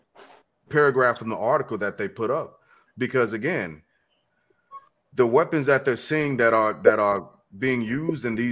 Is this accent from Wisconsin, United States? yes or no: no; St. Louis, Missouri, United States; growing up in St. Louis